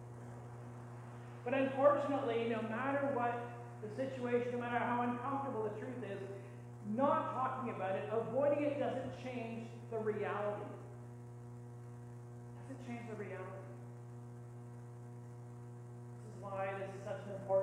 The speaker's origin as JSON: {"language": "English", "country": "Canada", "said": "as good Canadian people"}